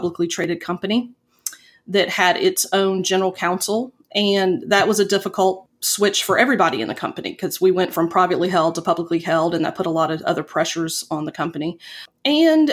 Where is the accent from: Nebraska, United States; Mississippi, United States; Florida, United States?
Florida, United States; Pensacola; moved away as an adult; also born or lived in Tuscaloosa, Alabama / Tallahassee, Florida / Fort Walton Beach, Florida; now in Huntsville, United States; I was born and raised in Pensacola, Florida